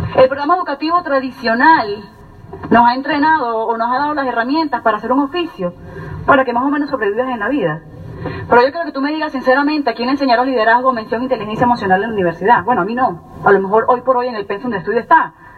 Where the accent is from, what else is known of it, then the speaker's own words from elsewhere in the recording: Venezuela; moved away as an adult; also born or lived in Colonia Tovar, Venezuela; now in United States; yo soy venezolana, eh, tengo más o menos cuatro años y unos meses en los Estados Unidos